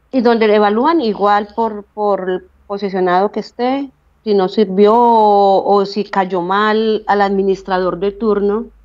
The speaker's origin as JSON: {"language": "Spanish", "town": "Calarcá", "region": "Quindío", "country": "Colombia", "moved": "as an adult", "lives_now": "Switzerland", "said": "yo soy de Calarcá, del Quindío"}